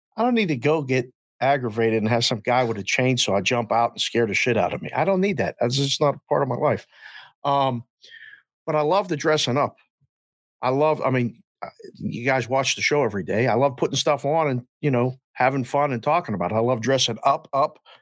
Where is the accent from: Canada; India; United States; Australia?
United States; near Pittsburgh, Pennsylvania; We grew up in Green Street, Pennsylvania, right outside of Pittsburgh, literally right outside the city